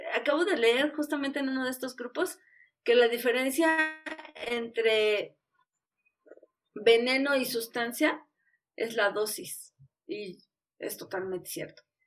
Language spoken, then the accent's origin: Spanish; Mexico; somos mexicanos